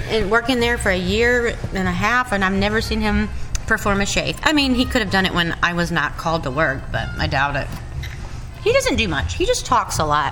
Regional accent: North Carolina, United States; I'm really from North Carolina

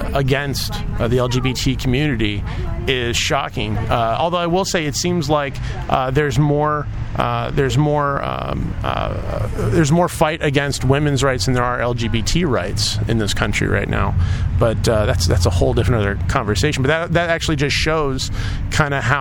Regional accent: Bettendorf, Iowa, United States; also born or lived in Chicago; I grew up in Bettendorf in the 80s and graduated from Davenport

